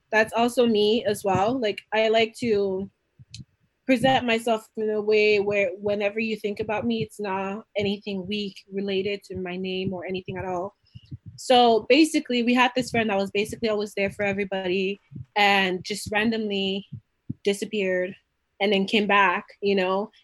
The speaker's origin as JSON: {"language": "English", "country": "Canada", "said": "I'm from Canada"}